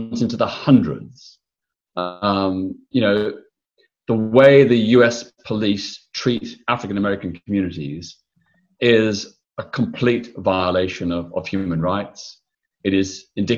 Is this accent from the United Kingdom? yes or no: no; Melbourne, Victoria, Australia; I was born in Melbourne, Australia in 1952. I grew up in the 1950s and 60s